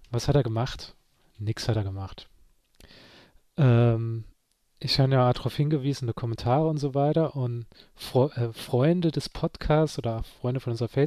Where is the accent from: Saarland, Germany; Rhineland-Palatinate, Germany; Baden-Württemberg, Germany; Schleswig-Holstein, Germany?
Saarland, Germany; unter den zehn Dinge, die man nur versteht als Saarländer